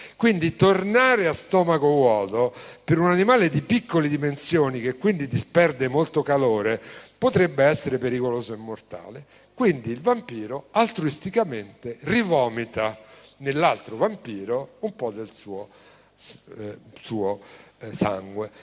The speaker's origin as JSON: {"language": "Italian", "town": "Rome", "region": "Lazio", "country": "Italy", "said": "Io vengo da Roma"}